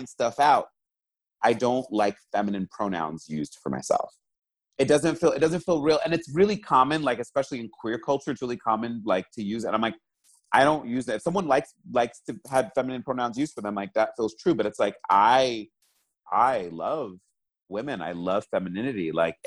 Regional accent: New York City, New York, United States; I'm originally from New York City. I was born and raised there.

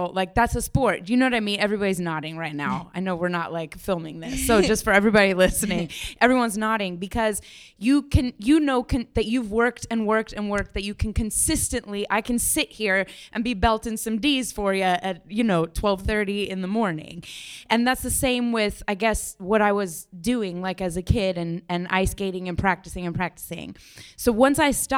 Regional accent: Denver, Colorado, United States; now in New York, United States; I'm from Denver, Colorado

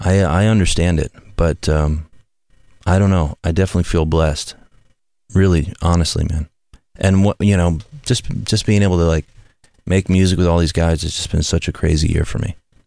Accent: Midwest, United States; I came from the Midwest

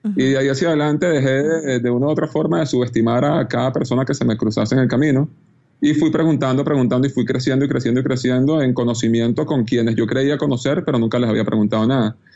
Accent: Venezuela; uno como venezolano

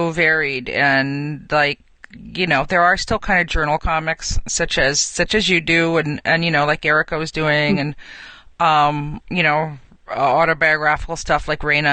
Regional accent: New York, United States; a proud New Yorker

